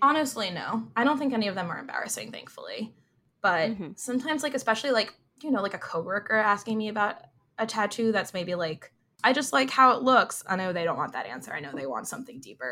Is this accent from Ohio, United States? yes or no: no; New Jersey, United States; I have Jersey pride